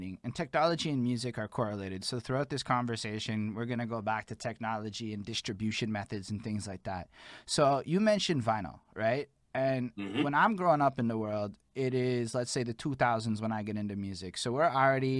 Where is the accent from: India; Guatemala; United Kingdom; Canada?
Canada; Montreal, Quebec; I'm from Montreal.